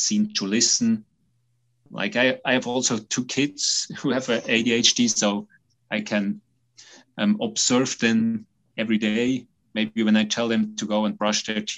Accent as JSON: {"language": "English", "country": "Switzerland", "said": "I'm a psychiatrist from Switzerland."}